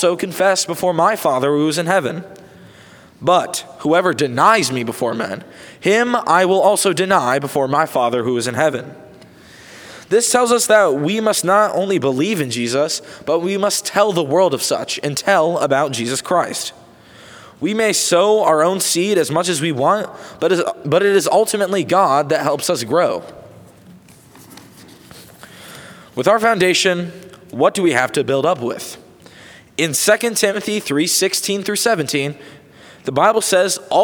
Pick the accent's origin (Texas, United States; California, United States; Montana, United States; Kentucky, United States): Texas, United States; Houston; As we are all from the Houston area